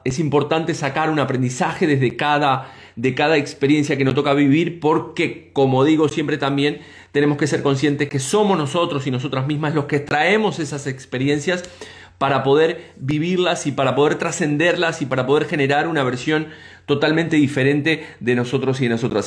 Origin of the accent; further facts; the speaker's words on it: Uruguay; nosotros como uruguayos